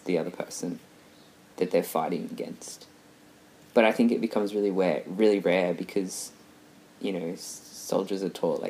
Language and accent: English; Australia; As an Australian, like you and I would know